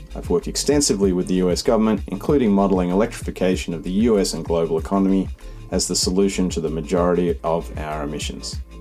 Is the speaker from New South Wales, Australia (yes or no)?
yes; Sydney, New South Wales, Australia; moved away as an adult; also born or lived in United States; I grew up in Sydney